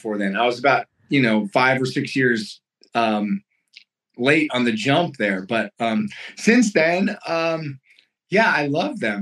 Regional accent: Lansing, Michigan, United States; moved away as an adult; now in Montana, United States; I was born and raised in Lansing, Michigan, East Lansing, later on in life

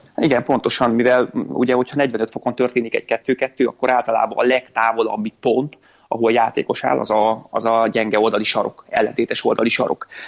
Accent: Szolnok, Jász-Nagykun-Szolnok, Hungary; szólnakon nevelkedtem

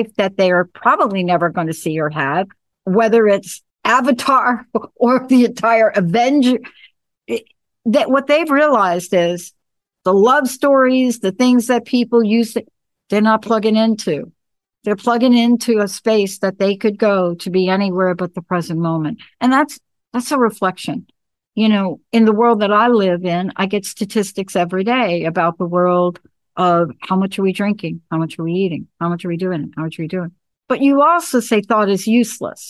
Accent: New York, United States; now I'm a girl from New York

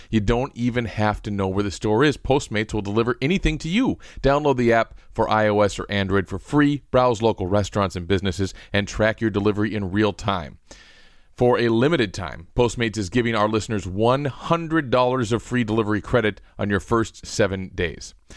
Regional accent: Western Wisconsin, United States; I grew up on in Western Wisconsin

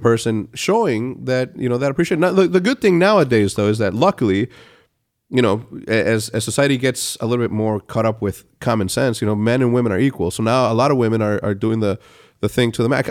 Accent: Mexico; moved away; growing up in Mexico the way that I did, we're all, like, cookie cutter

